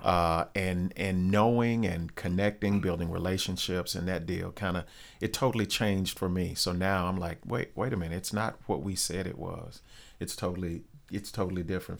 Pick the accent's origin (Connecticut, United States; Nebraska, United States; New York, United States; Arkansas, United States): Arkansas, United States; North Little Rock; I grew up in Glenview, which is a, a suburb of Rose